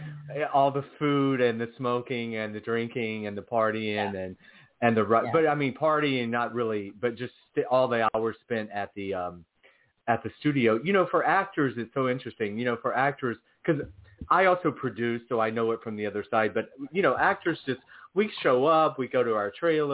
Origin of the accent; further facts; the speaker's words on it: Georgia, United States; moved away as an adult; also born or lived in Los Angeles; I'm from Georgia